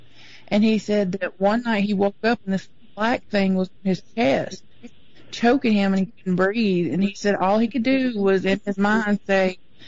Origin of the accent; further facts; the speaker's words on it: Arkansas, United States; I'm from Arkansas.